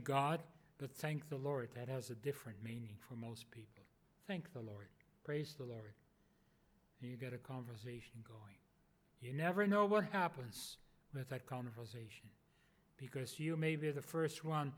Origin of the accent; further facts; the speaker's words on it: Netherlands; moved away; originally from the Netherlands.